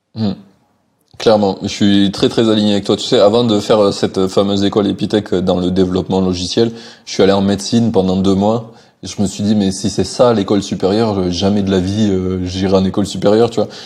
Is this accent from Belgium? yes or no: no; France; chez nous en France